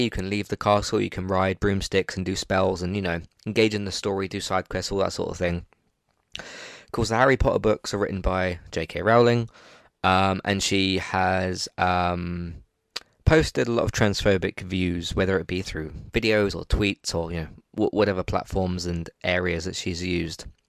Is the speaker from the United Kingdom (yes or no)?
yes; England, United Kingdom; I'm, I'm English